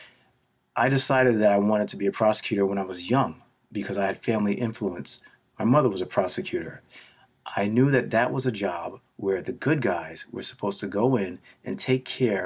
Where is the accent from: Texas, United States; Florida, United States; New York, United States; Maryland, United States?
New York, United States; New York City; We grew up in Queens.